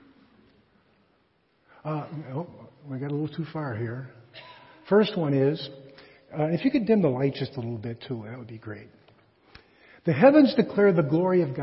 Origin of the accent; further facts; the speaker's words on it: Chicago, Illinois, United States; I'm from Chicago